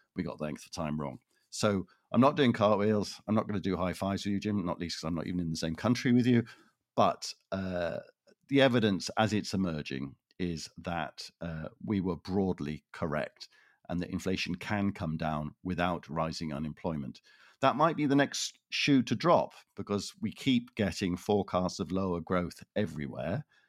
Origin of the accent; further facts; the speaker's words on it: Toronto, Ontario, Canada; moved away; I am originally from Toronto